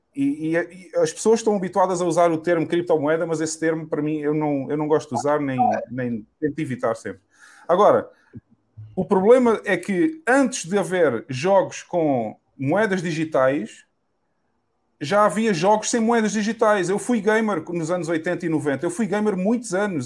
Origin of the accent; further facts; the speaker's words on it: Portugal; moved away as an adult; quem viveu na Europa toda a sua vida, como eu